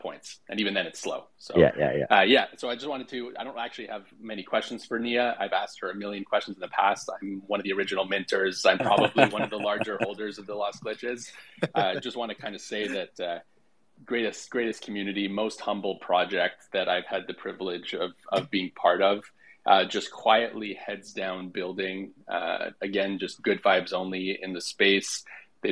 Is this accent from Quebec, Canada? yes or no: yes; Quebec, Canada; I'm from Quebec, so French is second language.